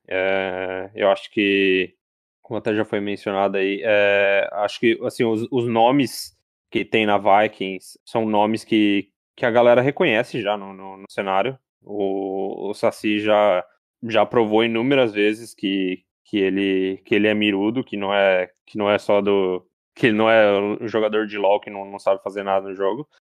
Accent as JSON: {"language": "Portuguese", "country": "Brazil", "said": "como brasileiro"}